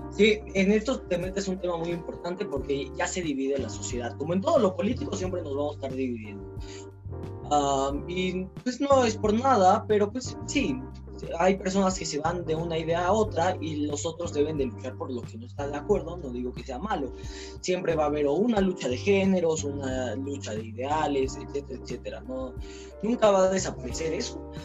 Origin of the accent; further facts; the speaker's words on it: Mexico; siendo mexicanos